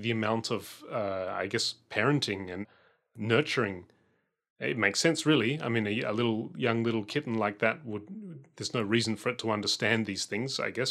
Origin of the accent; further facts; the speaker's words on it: Adelaide, South Australia, Australia; when I was growing up in Adelaide